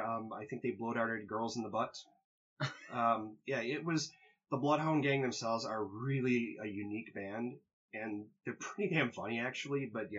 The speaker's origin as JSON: {"language": "English", "region": "Midwest", "country": "United States", "moved": "yes", "said": "I was from the Midwest, and I never had Waffle House before."}